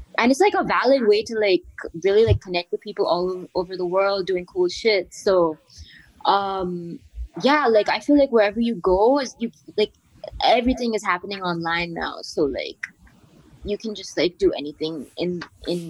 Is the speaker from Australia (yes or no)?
no; India; moved away as an adult; also born or lived in New York; now in Berlin, Germany; growing up in India.